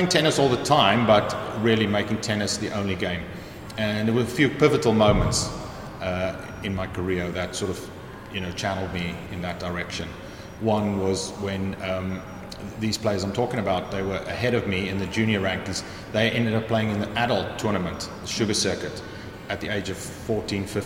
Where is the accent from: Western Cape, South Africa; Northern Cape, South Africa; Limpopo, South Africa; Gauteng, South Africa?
Western Cape, South Africa; Cape Town; moved away as an adult; now in York, United Kingdom; I grew up in just outside Cape Town, in a sort of suburb called Belleville, and that's where I went to school